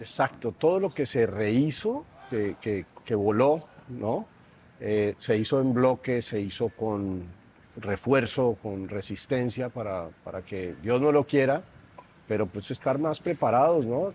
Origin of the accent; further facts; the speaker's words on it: Colombia; moved away as an adult; now in Mexico City, Mexico; soy colombiano